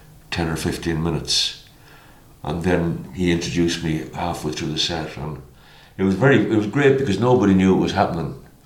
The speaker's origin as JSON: {"language": "English", "area": "near Punchestown, County Kildare", "region": "Leinster", "country": "Ireland", "tie": "born or raised there", "said": "It was in Punchestown, which is only 8 miles from my hometown."}